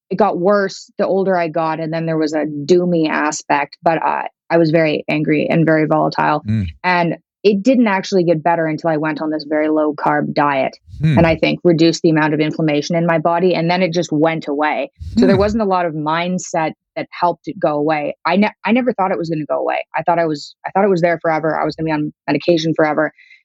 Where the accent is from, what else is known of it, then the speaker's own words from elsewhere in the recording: Moscow, Russia; born there; He's Russian. Yeah, I was born in Moscow.